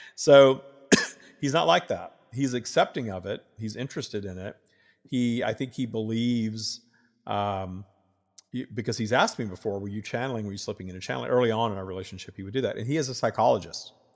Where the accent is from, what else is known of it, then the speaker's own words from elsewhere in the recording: the South, United States; I grew up in the South wi-, with the Southern Baptists